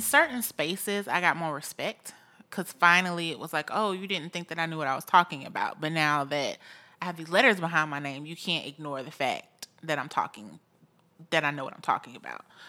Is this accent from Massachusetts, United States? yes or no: no; Augusta, Georgia, United States; moved away as an adult; now in Columbia, United States; I am a Georgia girl, born and raised in the Augusta, Georgia area.